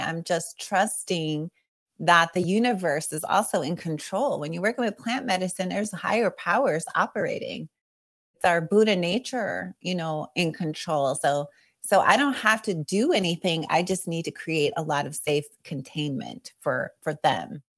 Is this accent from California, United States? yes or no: yes; Long Beach, California, United States; I grew up and, uh, I was born in East Long Beach